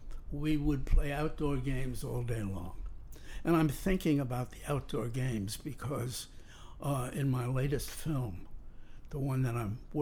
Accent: New York City, New York, United States; born or raised there; also born or lived in Saarbrücken, Germany

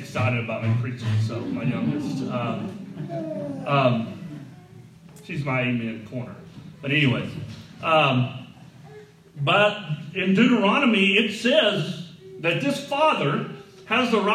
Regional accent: the South, United States; I grew up in the South

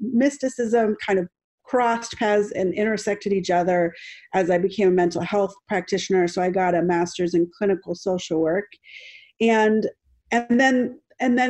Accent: New Jersey, United States; also born or lived in Bogota, Colombia; And so I was born in Bogota and adopted by a white family and brought to New Jersey

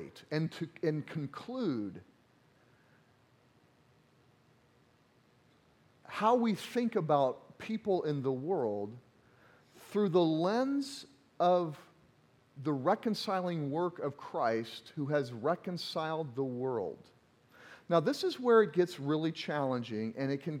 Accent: Missouri, United States; accent: Southern grammar; now in Iowa, United States; I'm from Missouri, and all my Missouri family came up, and there were some jokes about our Southern grammar that occasionally comes out in my sermons

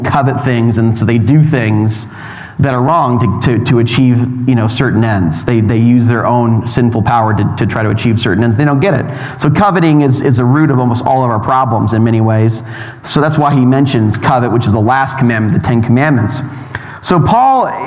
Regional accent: California, United States; now in Utah, United States; I'm from California

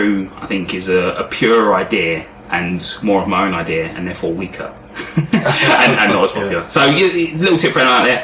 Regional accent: London, United Kingdom; also born or lived in Thamesmead, London / Brixton, London / Dulwich, London / Anerley, London; Spent most of my childhood in Camberwell Green on the Peabody Estate.

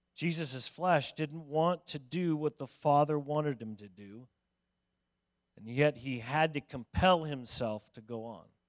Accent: Denver, Colorado, United States; moved away; I grew up in Denver

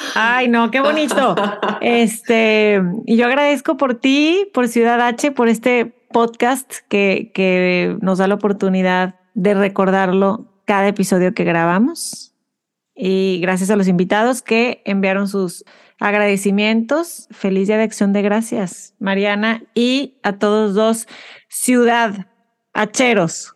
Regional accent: Mexico; now in Houston, United States

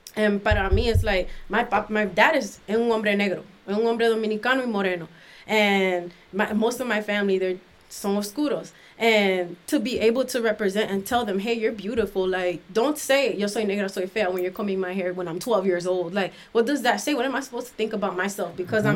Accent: Miami, Florida, United States; also born or lived in Washington, D.C.; now in St. Louis, United States; when I turned one, we moved to Miami, and I was raised in Miami.

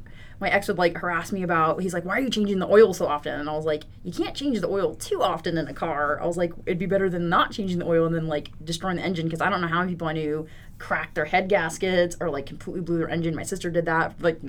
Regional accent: the South, United States; kind of growing up in the South, everyone's like, oh, they're your new best friend if you have a car

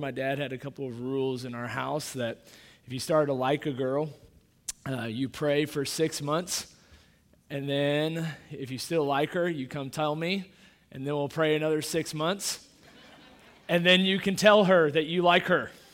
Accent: Kansas City, Missouri, United States; moved away; I grew up in Kansas City, uh, that, Missouri, that's where I grew up

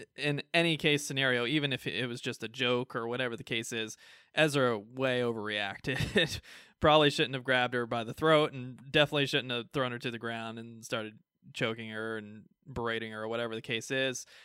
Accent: United States; We're American

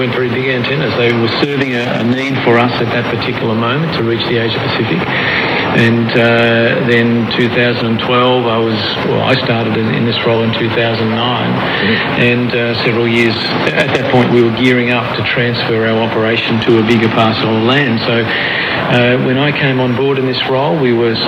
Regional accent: Melbourne, Victoria, Australia; I'm from Melbourne, born and bred in Melbourne

